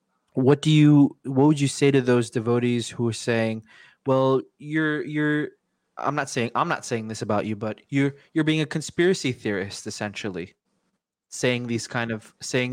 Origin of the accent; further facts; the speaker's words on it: United States; I'm an American. I grew up and I was born and raised here, so I look Indian, but I'm actually American through and through